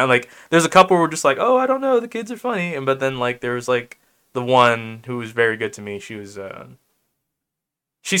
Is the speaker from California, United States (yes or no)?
yes; Oakland, California, United States; Growing up in Oakland around Chinese and black people